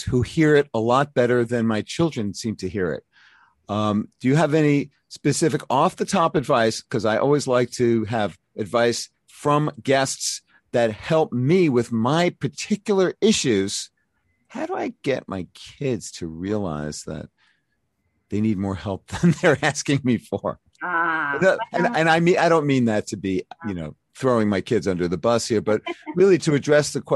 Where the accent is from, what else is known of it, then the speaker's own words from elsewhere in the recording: New York City, New York, United States; my hometown, Brooklyn, New York.